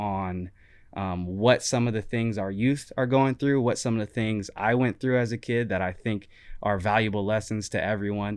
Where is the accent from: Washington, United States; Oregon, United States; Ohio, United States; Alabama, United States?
Oregon, United States; Portland; also born or lived in Gresham, Oregon / Beaverton, Oregon; growing up in Gresham and Portland and Beaverton and all